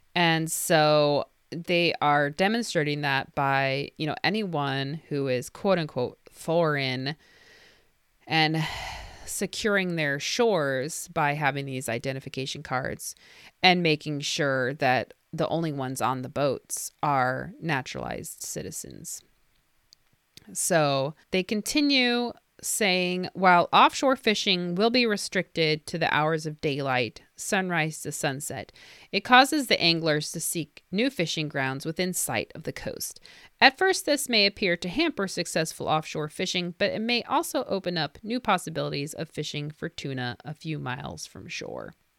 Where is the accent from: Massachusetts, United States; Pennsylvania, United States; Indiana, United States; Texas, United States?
Indiana, United States; this is an Indiana company. Well, there you go. My home state.